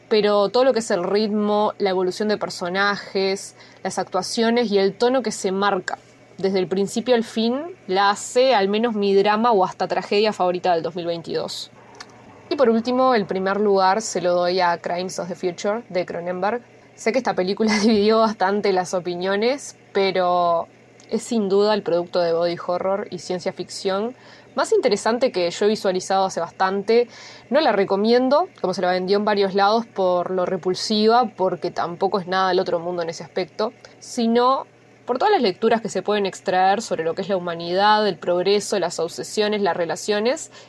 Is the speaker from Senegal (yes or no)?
no; Uruguay; Hola, bueno, buenas mañanas, tardes o noches para todos. … de Uruguay.